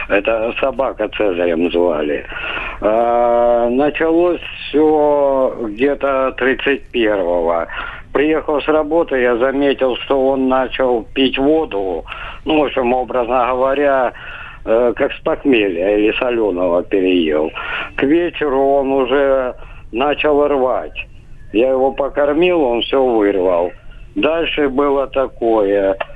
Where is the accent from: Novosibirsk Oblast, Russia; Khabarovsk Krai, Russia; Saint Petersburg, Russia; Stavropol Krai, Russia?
Stavropol Krai, Russia; Ставропольский край, добрый вечер.